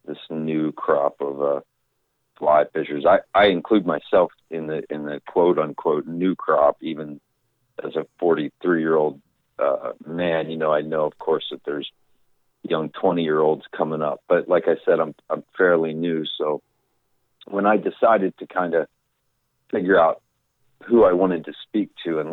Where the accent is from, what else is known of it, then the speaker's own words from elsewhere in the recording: Thompsontown, Pennsylvania, United States; moved away as an adult; I was born and raised here in Thompsontown, Pennsylvania